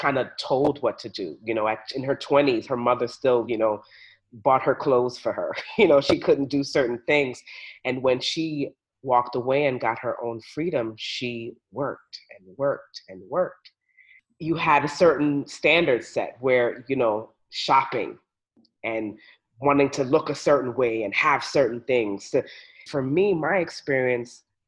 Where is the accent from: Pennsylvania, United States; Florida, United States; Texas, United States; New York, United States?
New York, United States; growing up in New York and going to a Catholic school